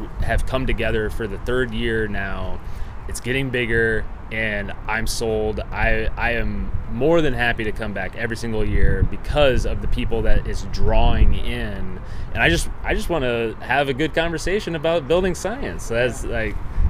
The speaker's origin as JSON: {"language": "English", "town": "Omaha", "region": "Nebraska", "country": "United States", "said": "I'm from Omaha, Nebraska"}